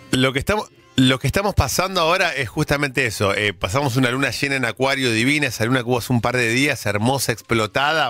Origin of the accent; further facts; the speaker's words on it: Argentina; nosotros como argentinos